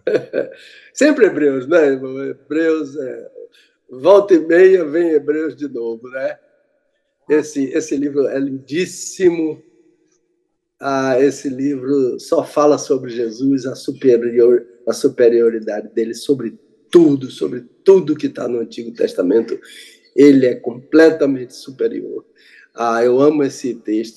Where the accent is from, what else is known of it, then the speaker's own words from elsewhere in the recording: Brazil; also born or lived in Jerusalem; Eu sou brasileiro